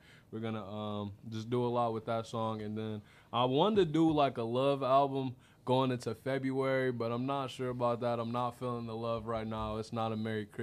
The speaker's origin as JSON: {"language": "English", "town": "Inkster", "region": "Michigan", "country": "United States", "tie": "born or raised there", "also_born_or_lived": "Flat Rock, Michigan / Metro Detroit / Indiana", "said": "I grew up in Inkster, Michigan. I'm from the Lamone Gardens out there"}